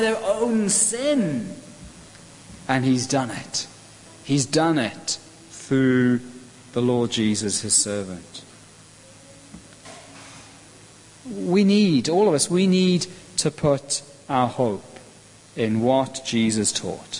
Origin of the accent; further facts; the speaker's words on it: Welsh, Wales, United Kingdom; I'm Welsh.